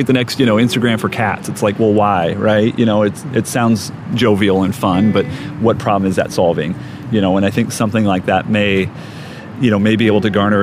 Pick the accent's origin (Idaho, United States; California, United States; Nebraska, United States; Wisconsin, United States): Nebraska, United States; Omaha; Midwest native, born and raised in Omaha